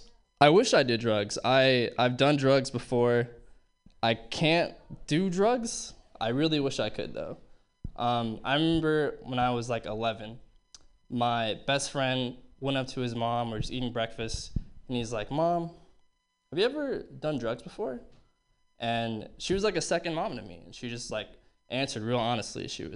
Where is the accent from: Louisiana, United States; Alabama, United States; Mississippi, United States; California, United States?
California, United States; Berkeley; Looking back, I realized, you know, growing up in Berkeley in the 70s, totally fucking did drugs, like absolutely fucking lying.